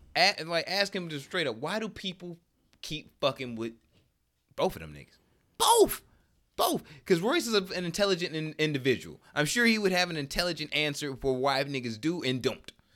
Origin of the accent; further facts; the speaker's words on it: Detroit, Michigan, United States; I'm from Detroit